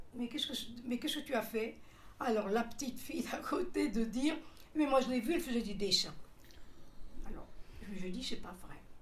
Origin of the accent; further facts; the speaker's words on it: Seloncourt, Bourgogne-Franche-Comté, France; Je suis née à Seloncourt, dans le Doubs